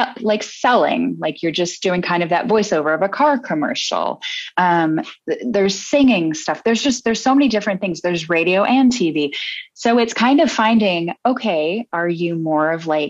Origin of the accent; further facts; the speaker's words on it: Midwest, United States; moved away; also born or lived in New York; I'm originally from the Midwest